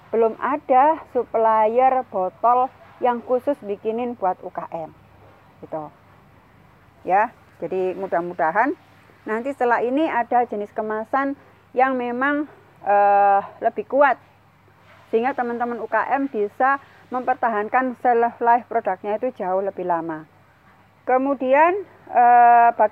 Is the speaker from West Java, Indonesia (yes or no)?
no; Sidoarjo, East Java, Indonesia; Karena saya tinggal di Sidoarjo, saya lahir di Sidoarjo